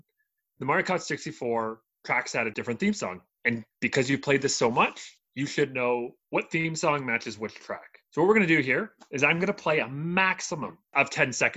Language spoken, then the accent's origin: English; Toronto, Ontario, Canada; But we don't speak like that. Maybe because we're from Toronto.